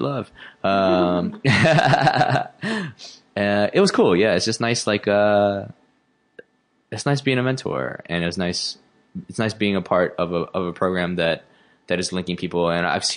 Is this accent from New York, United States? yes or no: no; Memphis, Tennessee, United States; moved away as an adult; now in Chicago, United States; I grew up in Memphis, which is a majority black city